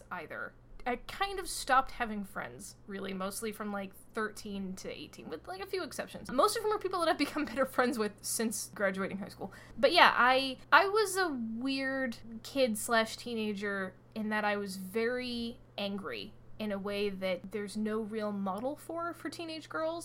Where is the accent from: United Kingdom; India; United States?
United States; Fairfax, Virginia; also born or lived in Boston area; now in Boston, United States; I am from Fairfax and Chantilly, really specifically, which is kind of a boring place to grow up